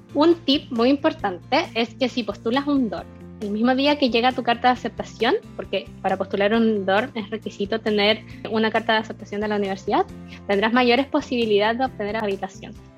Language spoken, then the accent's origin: Spanish; Chile; moved away as an adult; also born or lived in Germany; chilena que estudió un máster en Alemania